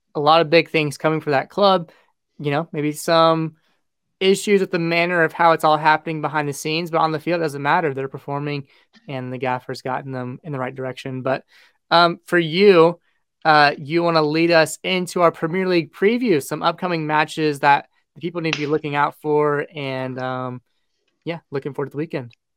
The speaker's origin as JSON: {"language": "English", "country": "United States", "said": "as an American fan"}